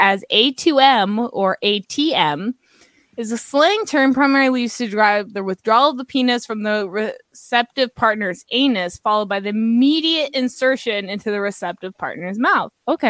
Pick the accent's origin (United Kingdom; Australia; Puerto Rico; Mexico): United Kingdom; England; I'm English.